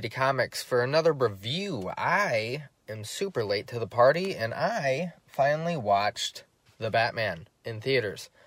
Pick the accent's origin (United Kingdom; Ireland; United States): Ireland; I'm Irish, I should know.